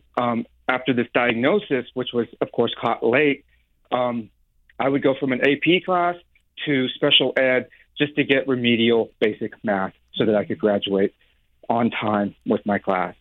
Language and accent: English; the South, United States; now in San Francisco, United States; I graduated high school in the late 90s in the South